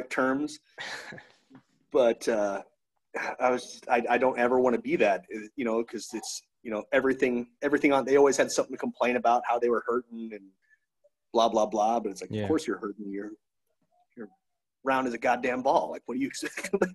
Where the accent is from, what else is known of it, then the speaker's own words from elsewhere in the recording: Victoria, Texas, United States; gym in my hometown called Pure Fitness in Victoria, Texas